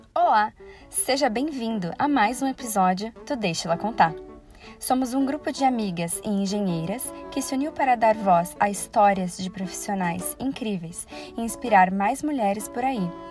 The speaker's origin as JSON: {"language": "Portuguese", "town": "Curitiba", "region": "Paraná", "country": "Brazil", "moved": "as an adult", "lives_now": "Paris, France", "said": "sou curitibana, mas atualmente eu moro em Paris"}